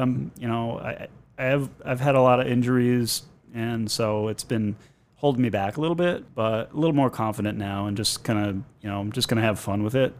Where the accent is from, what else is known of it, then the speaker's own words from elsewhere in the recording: Boston, Massachusetts, United States; I'm a Boston kid. I was born in Boston